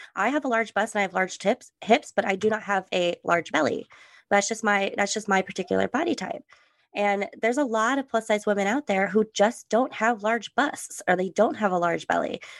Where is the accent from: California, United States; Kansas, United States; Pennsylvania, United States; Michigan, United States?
California, United States; also born or lived in Germany; I'm from California